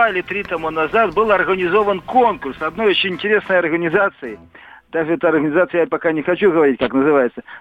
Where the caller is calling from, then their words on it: Tver, Tver Oblast, Russia; Я из Твери звонил.